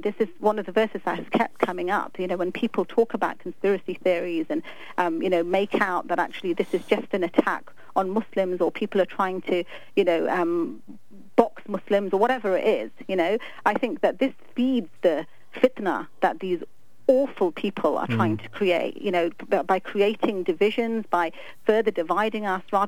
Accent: London, United Kingdom; moved away; I'm from London. I mean, I was born and brought up there

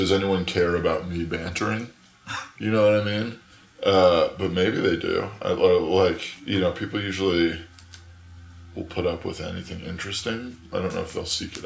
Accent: Tucson, Arizona, United States; also born or lived in Page, Arizona; I grew up in Tucson, which is like one of the southernmost big cities in Arizona.

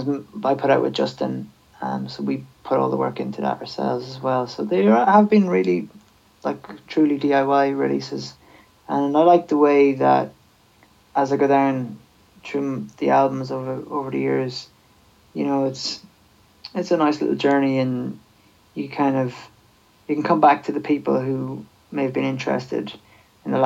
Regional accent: Sligo, Connacht, Ireland; I'm from Sligo

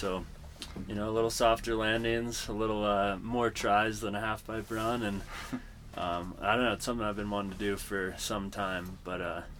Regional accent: Roaring Fork Valley, Colorado, United States; I'm a snowboarder from the Valley here.

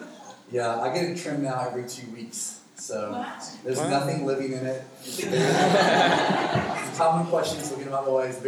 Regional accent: the South, United States; accent: redneck; Where I come from in America, especially in the South, everyone believes in Jesus

